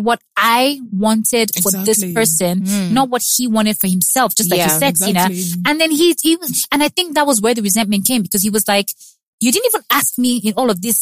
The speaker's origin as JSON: {"language": "English", "country": "South Africa", "tie": "born or raised there", "said": "I've growing up in South Africa"}